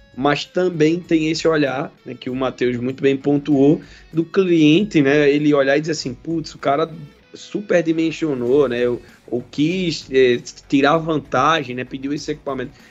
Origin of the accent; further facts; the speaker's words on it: Pernambuco, Brazil; lá em Pernambuco, minha terra aí, conheço muito.